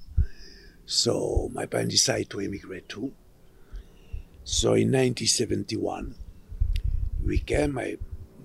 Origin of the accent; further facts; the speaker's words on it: Montpellier, Occitania, France; moved away; also born or lived in Sousse, Tunisia; we moved to France in a town called Montpellier. It's in the south, it's between Nice and Marseille. And I was there till 1971